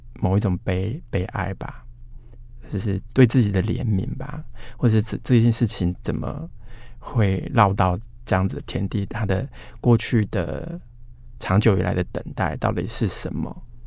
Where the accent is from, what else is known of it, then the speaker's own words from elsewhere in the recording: Hanxi, Taichung, Taiwan; 韩熙也是在台中的，确实有一个这样的地方，我就在这里出生成长